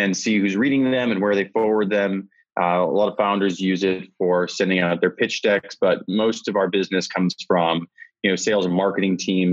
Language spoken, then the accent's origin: English; South Dakota, United States; moved away as an adult; also born or lived in California; I'm from South Dakota originally, and came out to California for college